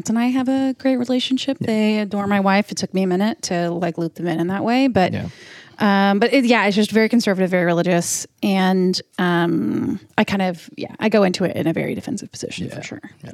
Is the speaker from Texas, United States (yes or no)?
yes; East Texas, United States; now in Austin, United States; my hometown. All right. In deep East Texas